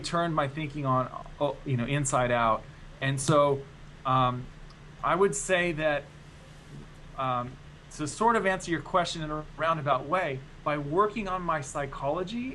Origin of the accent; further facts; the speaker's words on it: United States; now in Australia; as an American living in Australia